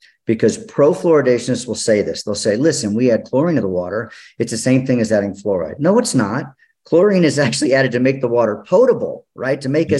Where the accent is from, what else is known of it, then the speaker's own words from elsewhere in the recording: Austin, Texas, United States; moved away as an adult; now in Colorado, United States; So I'm from Austin. I now live in Colorado, but I was in Austin for 30 years practicing.